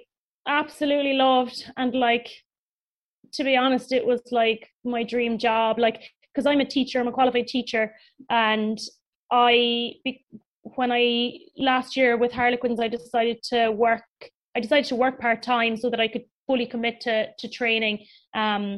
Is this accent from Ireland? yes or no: yes; Cork, Munster, Ireland; I'm from Cork